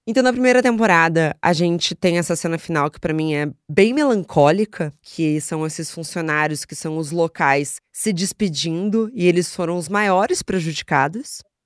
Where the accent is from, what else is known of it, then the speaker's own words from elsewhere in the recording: Rio de Janeiro, Brazil; eu cresci no Rio de Janeiro